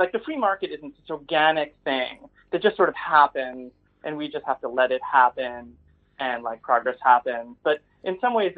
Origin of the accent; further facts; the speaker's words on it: New York, United States; I grew up in right outside New York City